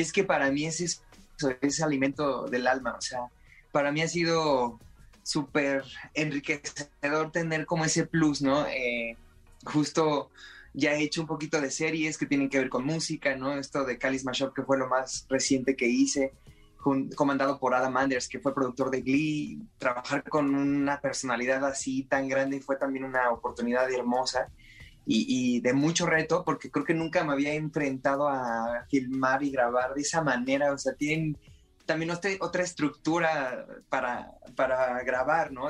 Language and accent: Spanish; Puebla, Mexico; yo soy de Puebla